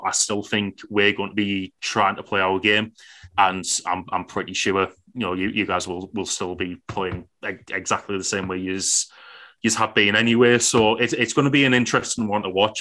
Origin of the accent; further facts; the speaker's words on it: Billingham, North East England, United Kingdom; I'm from Billingham